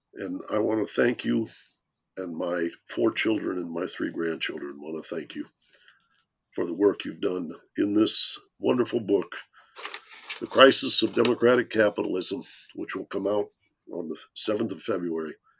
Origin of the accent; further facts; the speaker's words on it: Detroit, Michigan, United States; I come from Detroit.